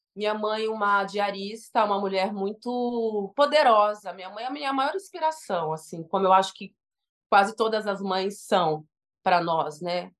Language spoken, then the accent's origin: Portuguese; Diadema, São Paulo, Brazil; eu amo ser de Diadema